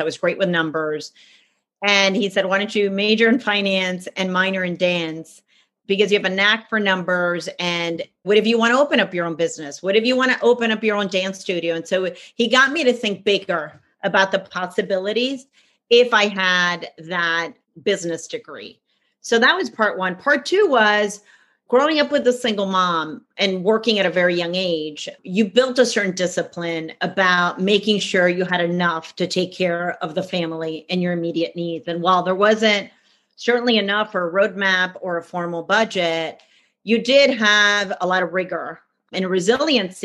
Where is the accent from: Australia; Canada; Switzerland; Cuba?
Cuba; now in United States; I'm originally from Cuba. That's where I was born. And we ended up in the States.